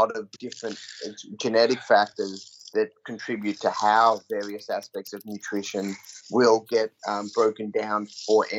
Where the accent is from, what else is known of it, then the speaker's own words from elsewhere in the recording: Australia; moved away as an adult; also born or lived in Auburn, United States; I grew up in Australia